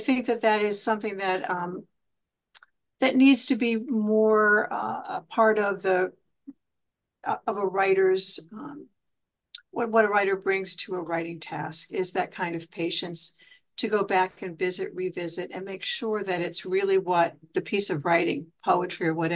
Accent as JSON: {"language": "English", "town": "Johnstown", "region": "Pennsylvania", "country": "United States", "said": "I'm from Johnstown, Pennsylvania"}